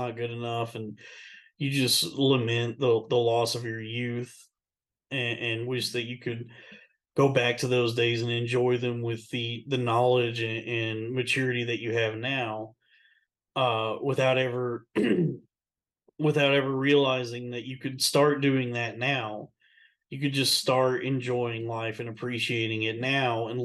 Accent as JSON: {"language": "English", "region": "Texas", "country": "United States", "tie": "born or raised there", "moved": "yes", "said": "I miss growing up in Texas. That was such a good time. What a fun place to grow up, Texas"}